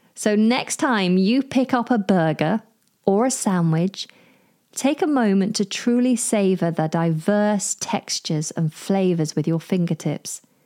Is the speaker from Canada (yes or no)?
no; United Kingdom; I'm British